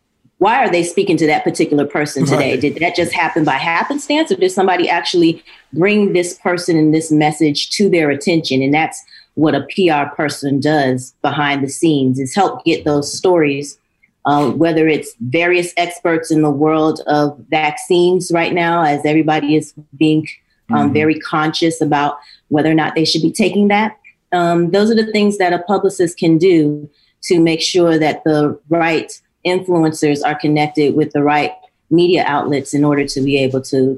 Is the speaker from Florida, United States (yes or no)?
yes; Miami, Florida, United States; born or raised there